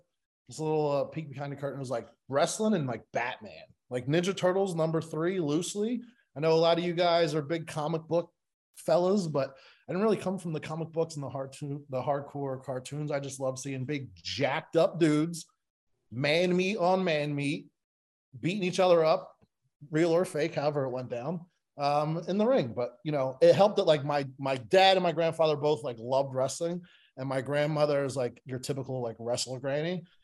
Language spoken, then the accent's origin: English; Levittown, United States; now in Florida, United States; I grew up in Levittown